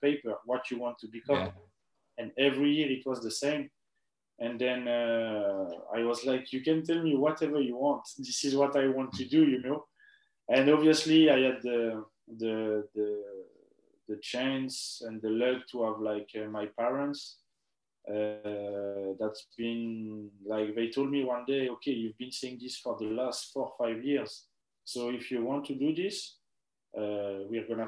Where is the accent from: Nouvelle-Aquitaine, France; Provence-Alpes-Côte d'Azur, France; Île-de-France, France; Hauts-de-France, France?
Île-de-France, France; Pantin; English is a second language; moved away as an adult; also born or lived in Guadeloupe / Edinburgh; I'm from Pantin, and Pantin is in the Saint-Denis district, Saint-Denis district